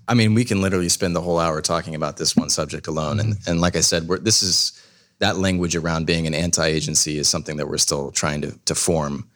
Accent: Southern California, United States; moved away as an adult; also born or lived in Washington; now in Columbus, United States; I'm actually from Southern California.

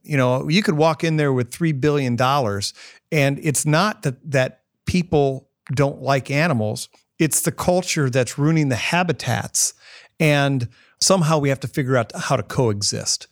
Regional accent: Northwest Illinois, United States; now in Columbus, United States; I grew up in Northwest Illinois, in the Quad City area

